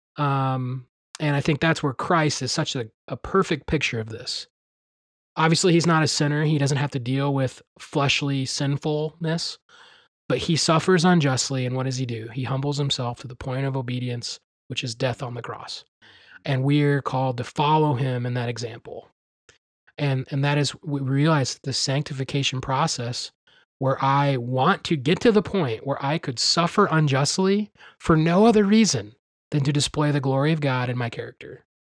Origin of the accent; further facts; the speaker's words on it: Midwest, United States; growing up in the Midwest, and being around farms